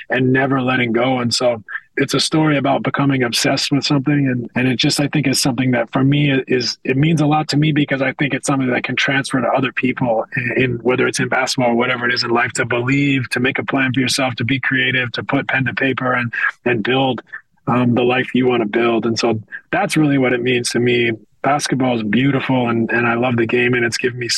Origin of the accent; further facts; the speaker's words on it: west coast of Canada, Canada; moved away as an adult; I'm a kid from the West Coast of Canada. I didn't have NBA players in my neighborhood